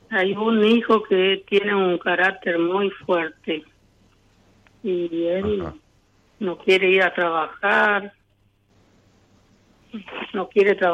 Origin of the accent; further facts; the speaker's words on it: Villa Ana, Santa Fe, Argentina; Villocampo y 25 kilómetros más, eh, ahí es mi pueblito que se llama Villa Ana.